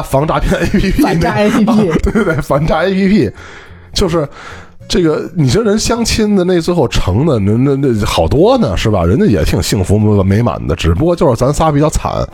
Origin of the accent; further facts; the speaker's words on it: Beijing, China; 我们北京这边呢，你像我从小到大这个被教的就是吃饭